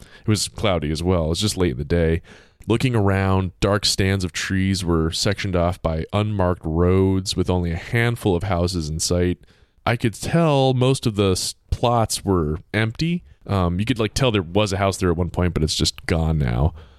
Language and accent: English; Bloomsburg, Pennsylvania, United States; born there; I was born in Pennsylvania, believe it or not.